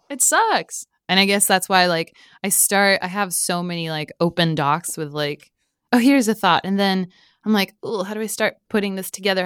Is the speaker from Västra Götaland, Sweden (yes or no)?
no; Stockholm, Stockholm County, Sweden; also born or lived in Mexico; other than living there for three years, I grew up in Stockholm.